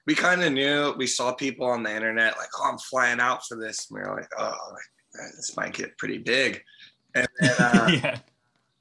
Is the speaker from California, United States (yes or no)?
yes; Santa Cruz, California, United States; We're from Santa Cruz